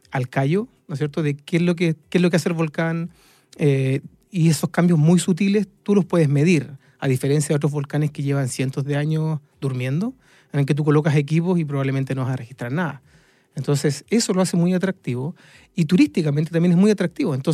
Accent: Chile

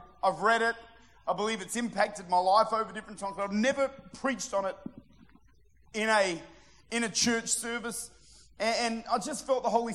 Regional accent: Modbury, South Australia, Australia; I'm from Modbury

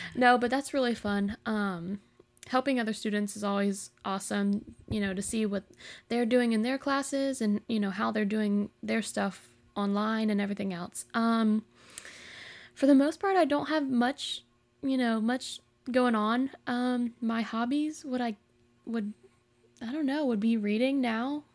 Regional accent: Jacksonville, Florida, United States; I'm from Jacksonville, Florida.

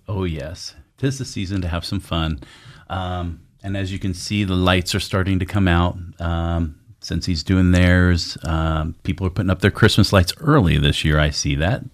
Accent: Sun Valley, Idaho, United States; That's where I grew up in Sun Valley.

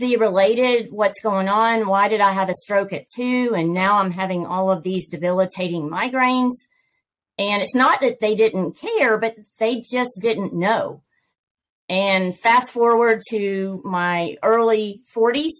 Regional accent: Georgia, United States; accent: Southern; I am born, raised, and have lived in Georgia all my life

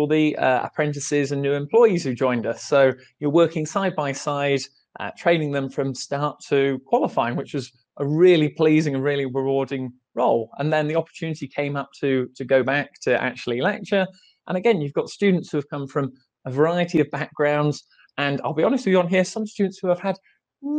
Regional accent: England, United Kingdom; I'm from England, and I work in the accounting office

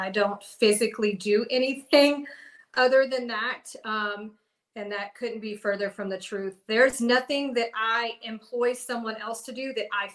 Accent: Cumming, Georgia, United States; I'm from Cumming

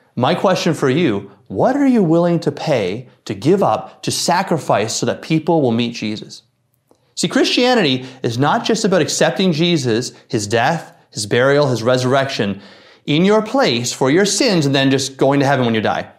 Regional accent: Newfoundland and Labrador, Canada; I grew up fishing in Newfoundland

